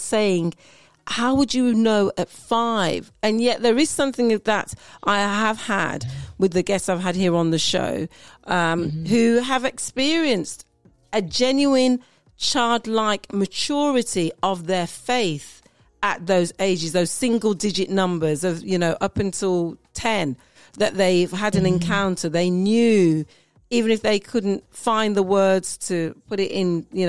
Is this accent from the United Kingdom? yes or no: yes; United Kingdom; being British born, you know, of Jamaican parents